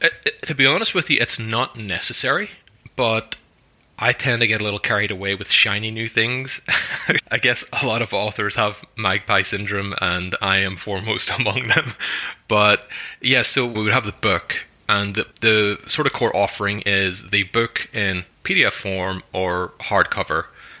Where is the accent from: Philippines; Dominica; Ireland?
Ireland; I'm Irish. I'm like one of the most Irish people. You know, I speak the language. I play the music. I live in the country.